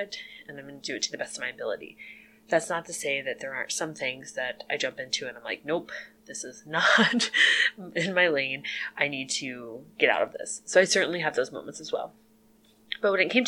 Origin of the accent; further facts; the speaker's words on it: Illinois, United States; moved away as an adult; now in Jamestown, United States; I'm originally from Illinois, but moved here with my husband